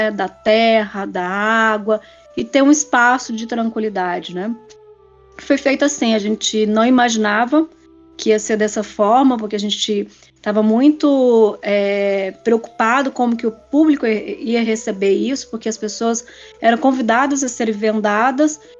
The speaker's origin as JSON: {"language": "Portuguese", "country": "Japan", "said": "É, como eu sou japonesa, a gente tem muito respeito pelo idoso também."}